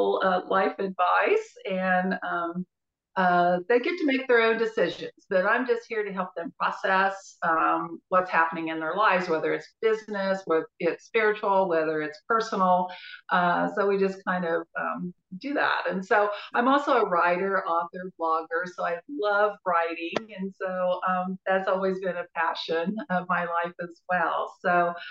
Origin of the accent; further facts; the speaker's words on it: Wichita, Kansas, United States; I am from Wichita